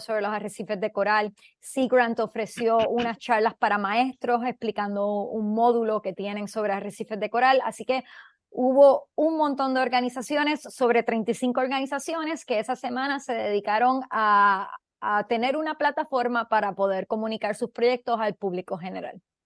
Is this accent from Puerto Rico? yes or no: yes; Puerto Rico; yo, siendo puertorriqueña